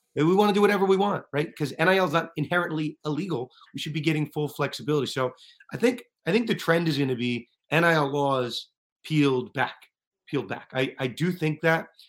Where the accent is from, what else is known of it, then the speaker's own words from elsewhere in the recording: Northeast, United States; I'm, I'm from the Northeast